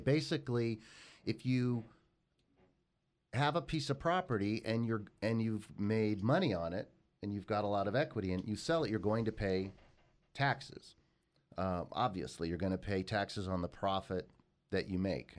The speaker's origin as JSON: {"language": "English", "town": "Los Angeles", "region": "California", "country": "United States", "tie": "born or raised there", "said": "that is where I grew up"}